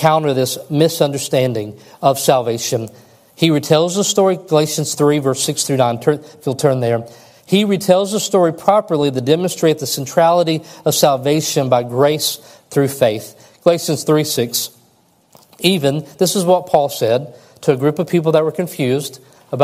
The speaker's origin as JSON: {"language": "English", "region": "West Kentucky", "country": "United States", "tie": "born or raised there", "said": "growing up in West Kentucky"}